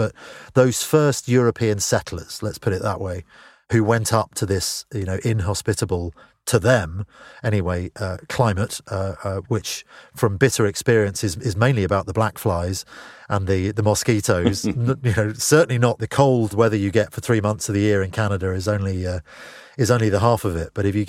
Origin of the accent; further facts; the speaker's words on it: London, United Kingdom; which growing up in Northwest London was, you know, something you'd seen in movies